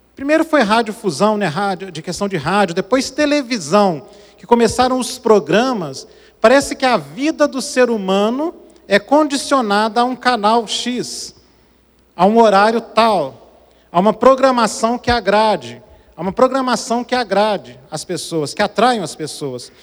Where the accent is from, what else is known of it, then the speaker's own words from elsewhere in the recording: Brazil; Eu nasci no Brasil, mas meu coração é africano.